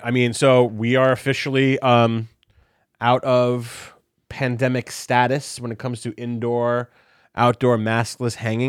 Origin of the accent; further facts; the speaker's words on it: Brooklyn, New York, United States; also born or lived in New Jersey; growing up in the tri-state area, growing up in New York, growing up in Brooklyn, growing up in Jersey.